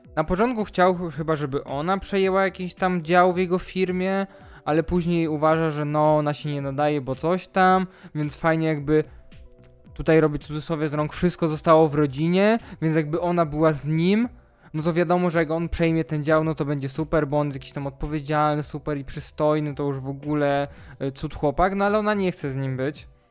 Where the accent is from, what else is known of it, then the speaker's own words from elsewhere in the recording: Poland; Ja też w sumie pochodzę ze wsi